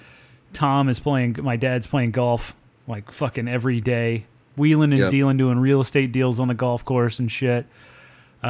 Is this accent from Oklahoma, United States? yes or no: yes; central Oklahoma, United States; now in Central Texas, United States; The course in my hometown, it was a municipal course